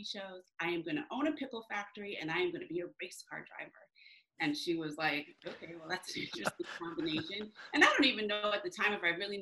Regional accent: New Jersey, United States; also born or lived in Michigan; I was born in Michigan. And then when I was young, when I was in middle school, actually 12, we moved to New Jersey. I consider New Jersey home.

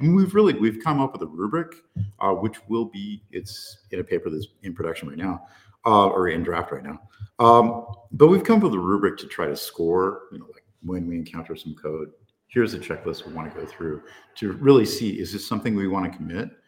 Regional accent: Central Coast of California, United States; I was born down on the Central Coast of California, so uh, right around where my parents lived at the time

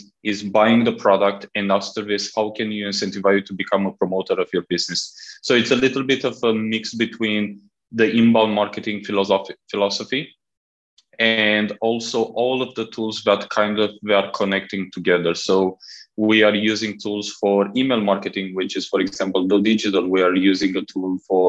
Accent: Romania; moved away as an adult; also born or lived in Southeast Asia; now in Malaysia; I'm originally from Romania

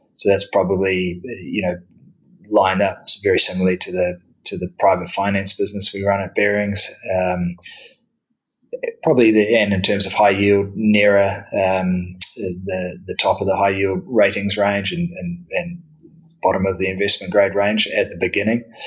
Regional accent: New Zealand; moved away as an adult; now in London, United Kingdom; originally in my home country of, of New Zealand. So that, that explains the accent

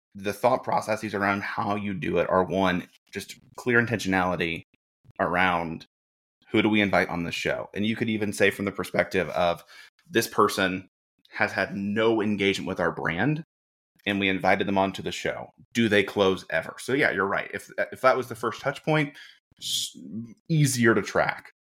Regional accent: Birmingham, Alabama, United States; moved away as an adult; also born or lived in Jackson, Mississippi; now in Indianapolis, United States; born and raised in Birmingham, Alabama, moved to Jackson, Mississippi for college

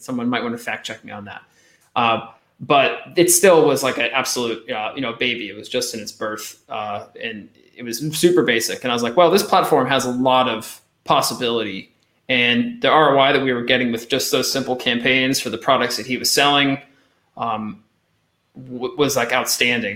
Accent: Eastern Pennsylvania, United States; moved away as an adult; now in France; I'm from Eastern Pennsylvania originally. So if anyone knows Allentown, Bethlehem, Easton area, that's where I'm from

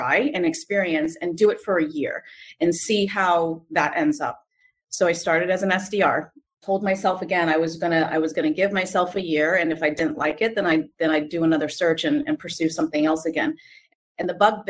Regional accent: San Jose, California, United States; I grew up in San Jose in the Silicon Valley.

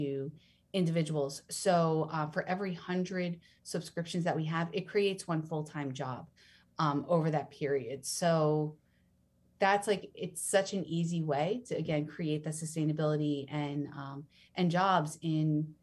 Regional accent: New Jersey, United States; moved away; I'm from New Jersey originally

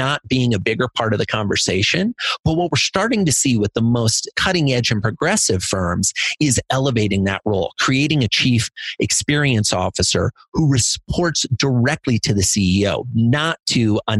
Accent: Iowa, United States; I grew up in Iowa in a little farming community

